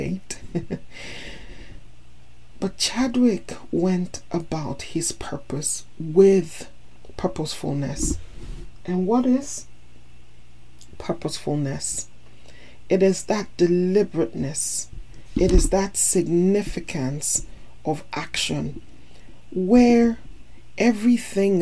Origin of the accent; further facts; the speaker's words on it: Nigeria; also born or lived in United States; As Nigerian and American